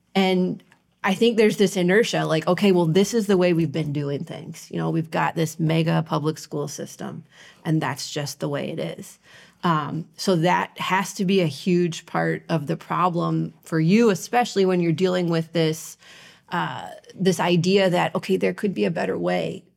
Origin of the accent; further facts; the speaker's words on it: Ohio, United States; moved away; I grew up in Ohio